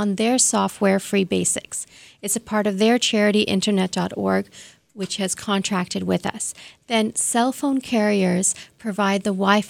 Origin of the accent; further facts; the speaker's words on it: Toronto, Ontario, Canada; I grew up in Toronto, so mm-hmm. I went to Bishop's Toronto